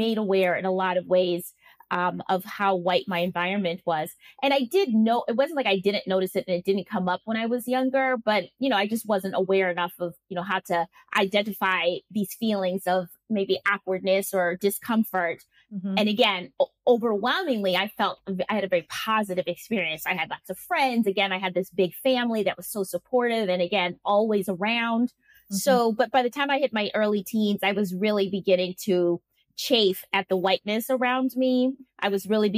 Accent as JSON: {"language": "English", "town": "Milwaukee", "region": "Wisconsin", "country": "United States", "tie": "born or raised there", "moved": "as an adult", "lives_now": "Spain", "said": "growing up in Milwaukee was actually quite picturesque"}